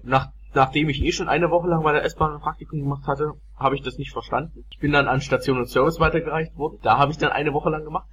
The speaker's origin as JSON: {"language": "German", "region": "Saxony", "country": "Germany", "lives_now": "Chemnitz, Germany", "said": "bei uns in Sachsen"}